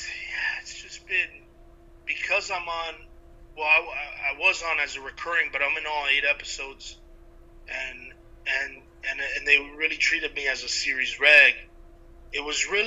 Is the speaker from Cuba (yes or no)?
yes; Cuba; I'm Cuban